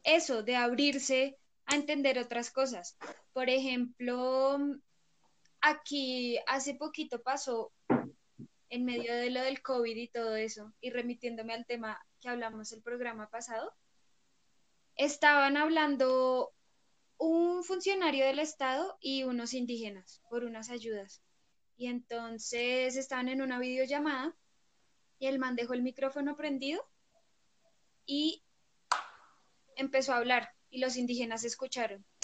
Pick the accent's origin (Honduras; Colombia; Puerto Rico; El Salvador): Colombia; Acá en Colombia